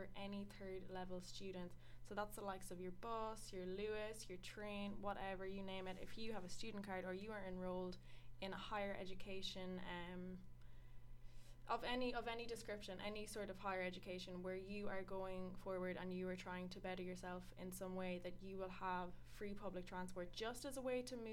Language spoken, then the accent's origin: English; Sligo, Connacht, Ireland; I'm from Sligo